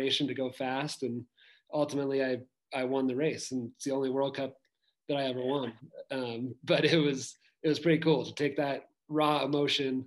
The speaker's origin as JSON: {"language": "English", "town": "Tahoe City", "region": "California", "country": "United States", "said": "I am from Tahoe City, but right now I'm out at Copper Mountain in Colorado"}